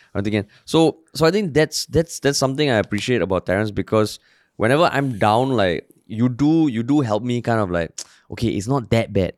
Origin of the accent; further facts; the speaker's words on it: Singapore; also born or lived in United States; I grew up in the Far East, Tampines. Now I'm still in the East